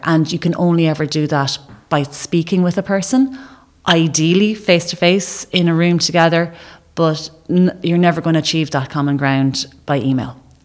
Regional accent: Ireland

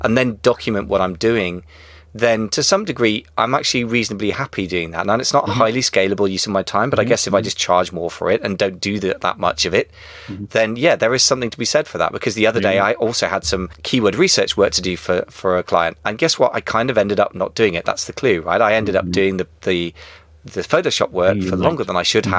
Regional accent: United Kingdom; as a Brit

